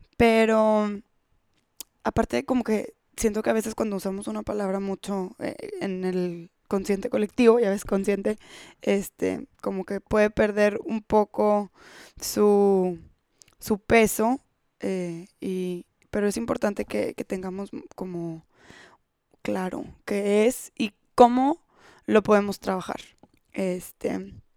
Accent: Monterrey, Nuevo León, Mexico; en México, en Monterrey, de donde yo soy

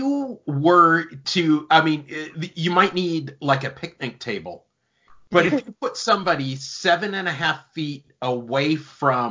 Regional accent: Iowa, United States; also born or lived in Creston, Iowa; I'm from Iowa.

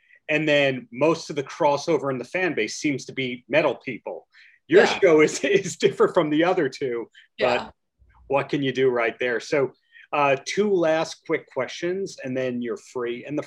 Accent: Long Island, New York, United States; I'm from Long Island

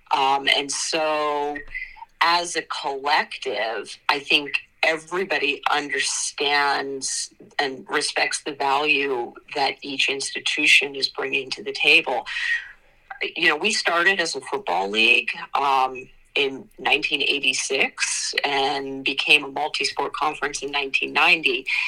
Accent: United States; I grew up outside of Washington D.C.

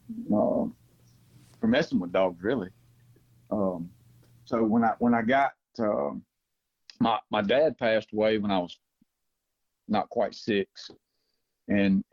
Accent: Pontotoc, Mississippi, United States; also born or lived in Memphis, Tennessee; now in Byhalia, United States; I'm actually from Pontotoc, Mississippi, which I was born about 15, 20 minutes from Mr. Wimp Aaron

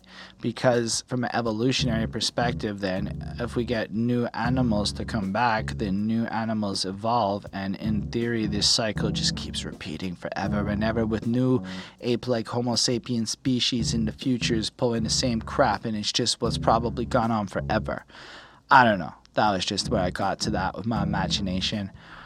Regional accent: Canada; I'm a Canadian

